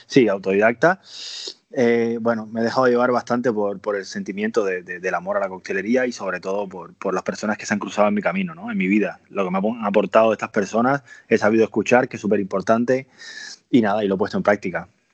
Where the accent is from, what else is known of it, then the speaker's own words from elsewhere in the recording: Cuba; moved away as an adult; also born or lived in Andalusia; now in Spain; soy cubano. Eh, a los 20 años de Cuba me vine a Andalucía.